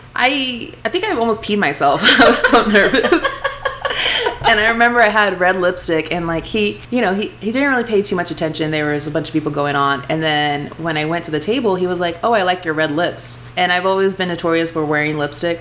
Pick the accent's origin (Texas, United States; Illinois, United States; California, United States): Texas, United States; Houston; accent: twang; moved away as an adult; now in Las Vegas, United States; I'm from Houston, Texas grew up in the same house all my life